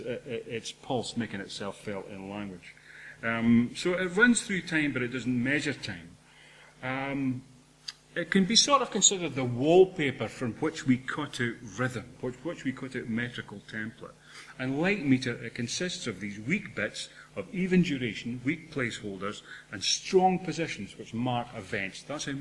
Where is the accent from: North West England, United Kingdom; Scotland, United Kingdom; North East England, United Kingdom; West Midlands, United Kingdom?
Scotland, United Kingdom; Dundee; I'm from Dundee